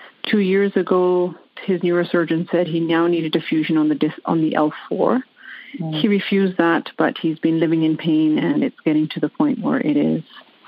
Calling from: Vancouver, British Columbia, Canada; I'm calling from Vancouver, Canada.

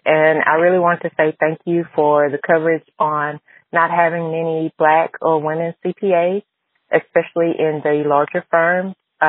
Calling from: Texas, United States; I'm from Texas.

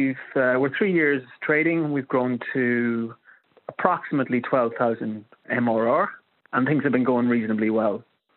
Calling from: Sligo, Connacht, Ireland; I'm contacting you from Sligo in the northwest of Ireland.

